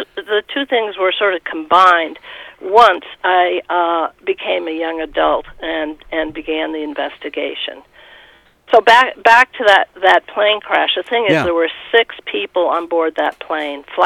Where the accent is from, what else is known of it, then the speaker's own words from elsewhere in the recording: Winchester, Massachusetts, United States; also born or lived in Beirut, Lebanon; I grew up in Winchester, Massachusetts.